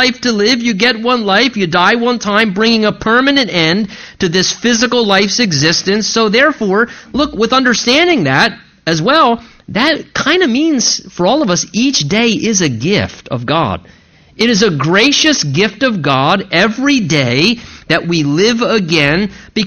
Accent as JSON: {"language": "English", "country": "United States", "said": "as American people"}